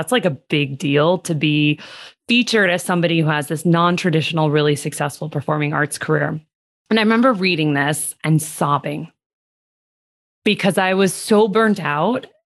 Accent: Seattle, Washington, United States; also born or lived in Los Angeles / New York City; now in Las Vegas, United States; I was born in Los Angeles, wound up moving to Seattle, middle school, high school years, did a lot of crazy summer camps, and then moved to Las Vegas for my undergrad

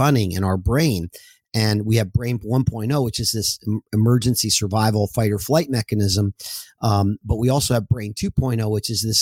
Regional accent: New Jersey, United States; I'm originally from New Jersey, and I was a wrestler as a young boy

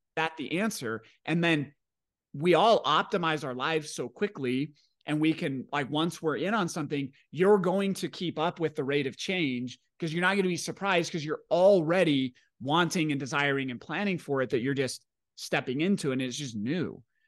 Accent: Washington, United States; I grew up in Washington State in the nineties

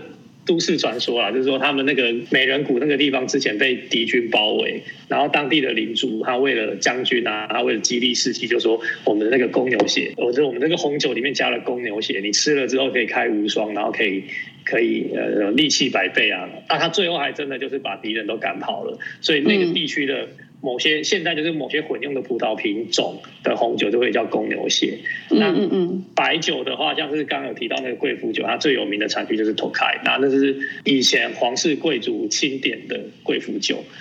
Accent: Taiwan; also born or lived in Hungary; 台湾来的

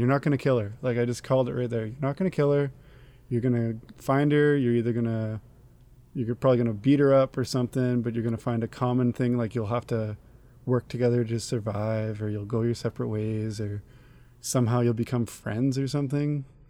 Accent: Canada; I'm a Canadian

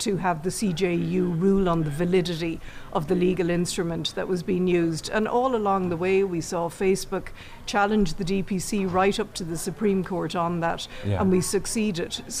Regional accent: Ireland; we're English-speaking in Ireland

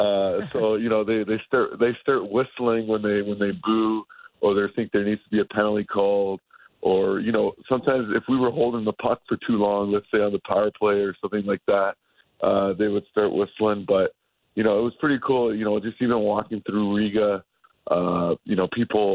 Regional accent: Canada; being a Canadian kid

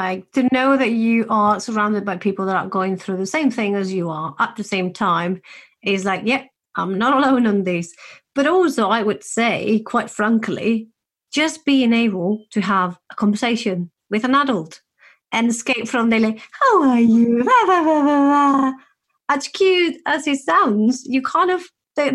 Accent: Spain; moved away as an adult; I come from Spain.

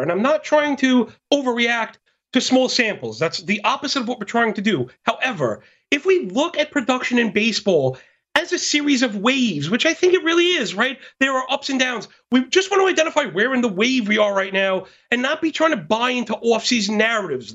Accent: New York City, New York, United States; born and bred, born and bred in Brooklyn, New York

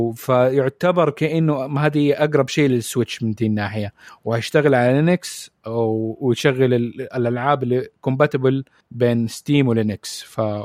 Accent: Saudi Arabia; عندنا في السعوديه

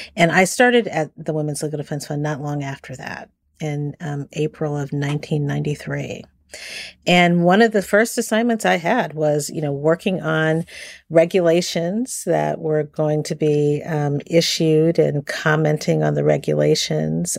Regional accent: Washington, District of Columbia, United States; I grew up in Washington, D C. I'm a native Washingtonian

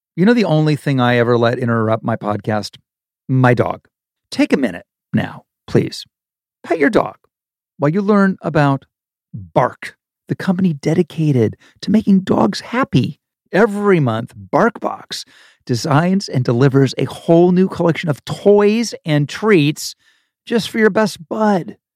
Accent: Dayton, Ohio, United States; moved away; I'm from Ohio. I'm from Dayton, Ohio

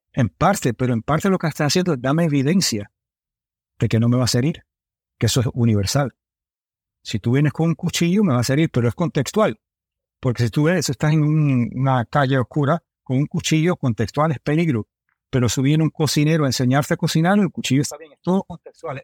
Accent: United States; also born or lived in Miami, Florida; me crié en Nueva York y en Miami

